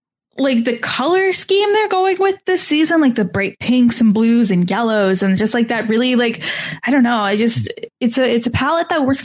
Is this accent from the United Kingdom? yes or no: no; Canada; and also I'm Canadian.